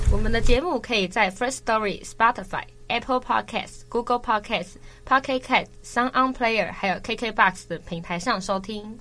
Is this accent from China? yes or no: no; Taiwan; 我们台湾人